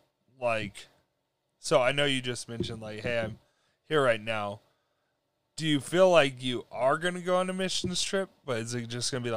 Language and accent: English; New Mexico, United States; moved away; when I grew up in New Mexico, that's where I'm originally from